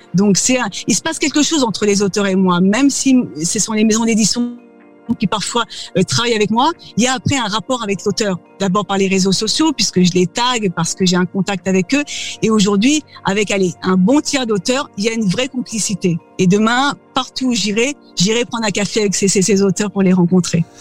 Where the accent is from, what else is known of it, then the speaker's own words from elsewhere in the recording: France; accent: French; moved away as an adult; now in United States; me voici ici euh, depuis 15 ans, euh, toujours avec mon accent Frenchie et mon âme de, française